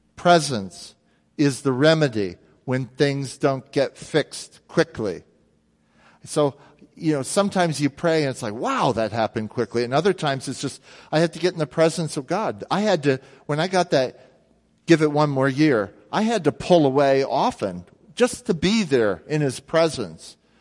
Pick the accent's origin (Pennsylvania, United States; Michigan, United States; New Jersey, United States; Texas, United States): New Jersey, United States; Jersey Shore; I grew up near the Jersey Shore